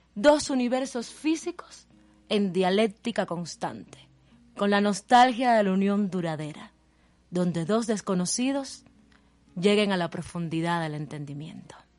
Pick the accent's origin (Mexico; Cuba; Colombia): Cuba; Guantánamo; now in Havana, Cuba; soy cubana, eh, eh, nací en la ciudad de Guantánamo, en Cuba.